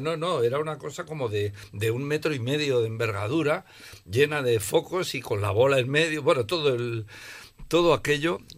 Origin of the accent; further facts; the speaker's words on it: Logroño, La Rioja, Spain; moved away as an adult; also born or lived in Madrid; Cuando yo me fui de Logroño por primera vez, me fui a estudiar a Madrid